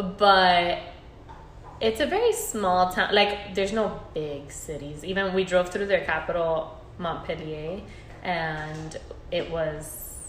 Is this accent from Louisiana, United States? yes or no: no; Miami, Florida, United States; accent: Miami accent; We said Miami